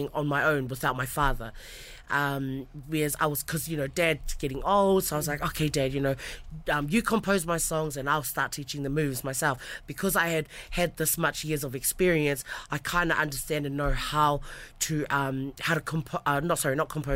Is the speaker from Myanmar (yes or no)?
no; Ongo Niua, Tonga; I'm from Niua, and that's where my people are from